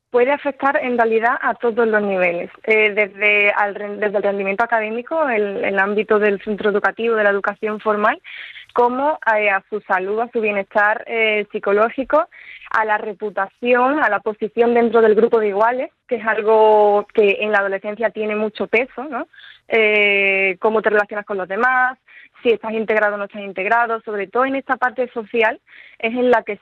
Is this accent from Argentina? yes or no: no; Seville, Andalusia, Spain; De Sevilla.